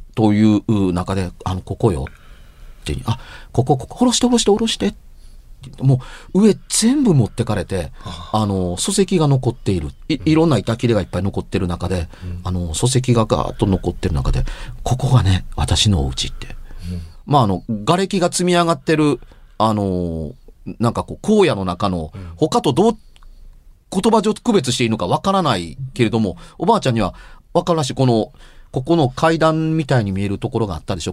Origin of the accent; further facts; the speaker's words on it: Amagasaki, Hyogo, Japan; 大阪の出身というか、尼崎の出身やから